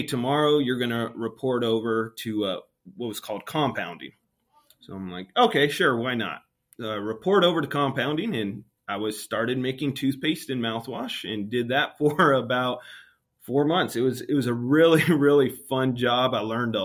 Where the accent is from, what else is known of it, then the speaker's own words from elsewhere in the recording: Santa Maria, California, United States; I was born and raised in Santa Maria, California